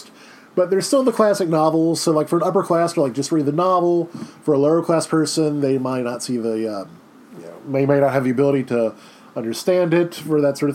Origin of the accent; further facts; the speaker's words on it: Baton Rouge, Louisiana, United States; I'm originally from Baton Rouge, and I have no Cajun ancestry whatsoever